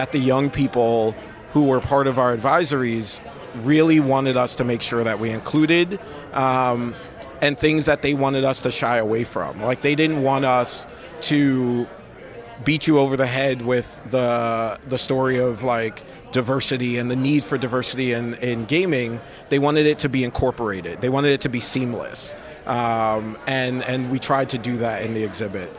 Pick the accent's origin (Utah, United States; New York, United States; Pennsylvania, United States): New York, United States; New York City; I grew up in Brooklyn, and when I grew up in Brooklyn, I grew up in Bed-Stuy